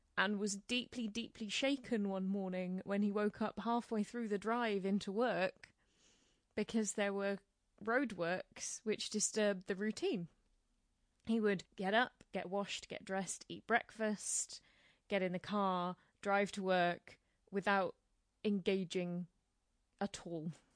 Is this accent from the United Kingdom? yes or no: yes; United Kingdom; as British people